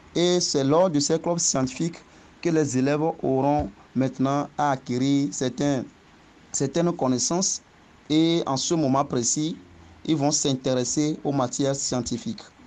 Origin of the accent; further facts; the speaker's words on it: Agopala, Maritime, Togo; also born or lived in Lomé; Je suis togolais et je viens du village d'Agopala, dans la préfecture du Zio, plus précisément commune Zio 3. J'ai commencé le cours primaire à Agopala